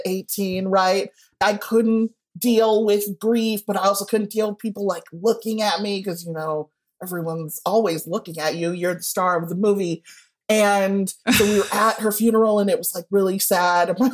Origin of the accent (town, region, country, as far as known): Evanston, Illinois, United States; born or raised there